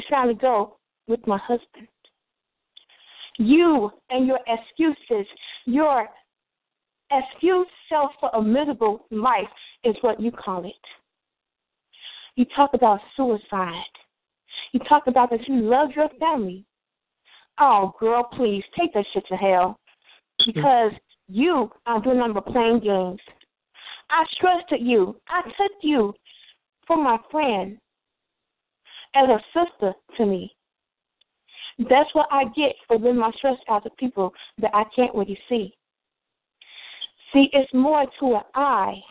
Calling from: Chicago, Illinois, United States; I'm calling from the east side of Chicago, from my house right now.

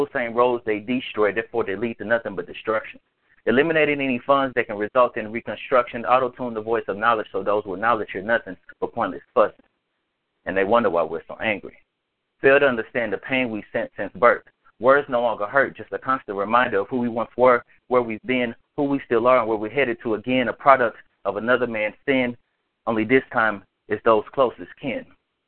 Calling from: Nashville, Tennessee, United States; from Nashville, Tennessee.

